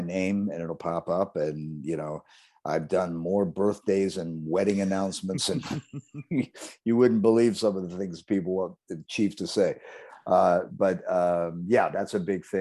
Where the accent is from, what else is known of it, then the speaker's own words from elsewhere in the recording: Columbus, Ohio, United States; also born or lived in Chicago; now in Sarasota, United States; When I was a kid growing up in Columbus, Ohio